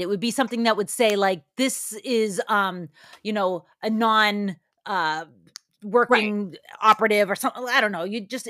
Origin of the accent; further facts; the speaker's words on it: Ireland; I'm never going to leave. I'm an Irishman. I'll just stay in a bad relationship forever.